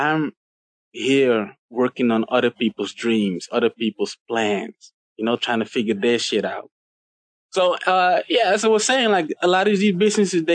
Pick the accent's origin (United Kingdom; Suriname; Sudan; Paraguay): Suriname; now in Amsterdam, Netherlands; in Suriname, where I'm originally from